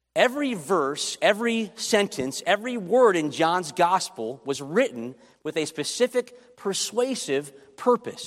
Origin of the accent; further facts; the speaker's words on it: Chicago, Illinois, United States; I grew up in Chicago